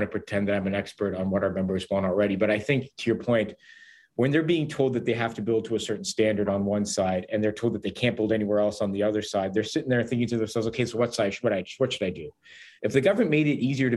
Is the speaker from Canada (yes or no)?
yes; Hamilton, Ontario, Canada; I'm from Hamilton